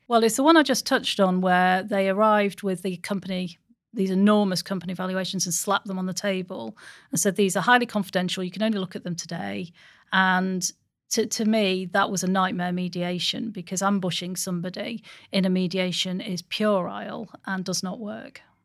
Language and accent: English; Stockport, North West England, United Kingdom; I'm from Stockport